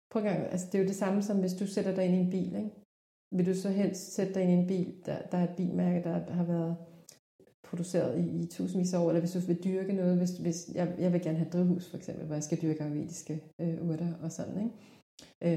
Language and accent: Danish; South Korea; now in Denmark; i Korea, hvor jeg er fra oprindeligt